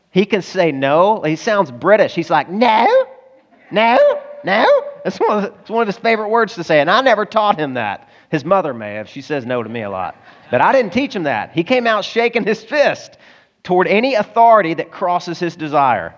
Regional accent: the South, United States; Now, I'm a boy and I grew up in the South

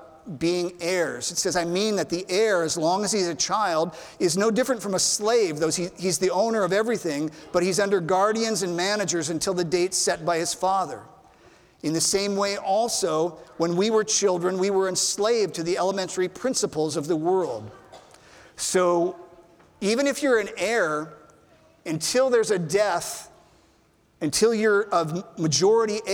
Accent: Ralston, Nebraska, United States; When I was growing up in Nebraska, we lived in a small town outside of Omaha, a small town called Ralston

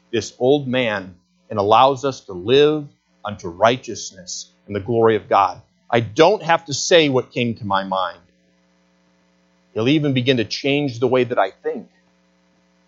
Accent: Flushing, Michigan, United States; as Michiganders and growing up in Flushing

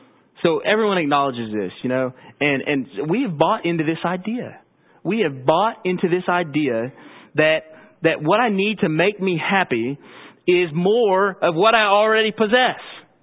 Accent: Owensboro, Kentucky, United States; I grew up in Owensboro. My family's been Christians for generations.

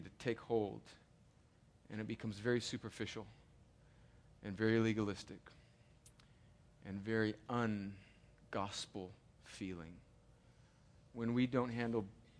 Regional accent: United States; I'm an American

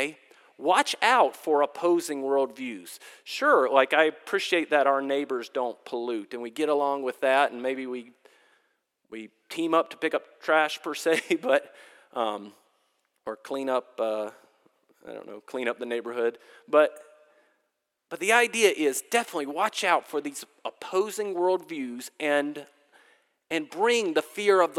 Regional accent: Durham, North Carolina, United States; moved away; I grew up in Durham, North Carolina

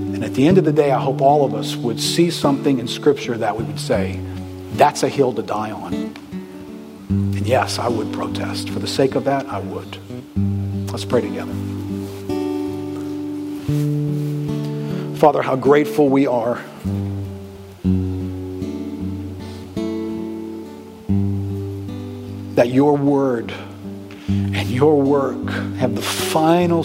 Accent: New Orleans, Louisiana, United States; I'm from here. I'm from New Orleans.

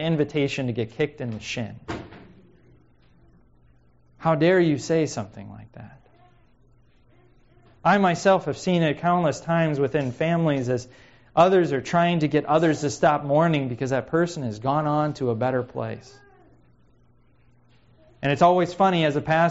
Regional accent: Missouri, United States; now in Pacific Northwest, United States; growing up in Missouri

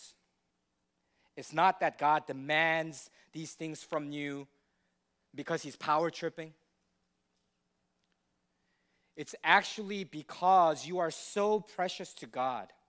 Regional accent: United States; as American people

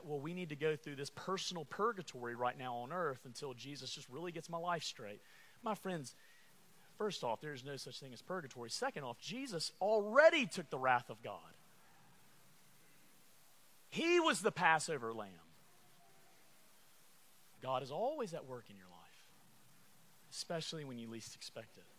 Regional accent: Alabama, United States; I'm from Alabama

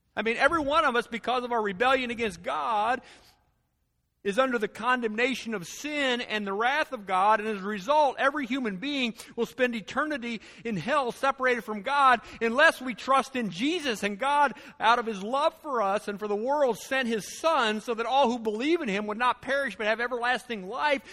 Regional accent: United States

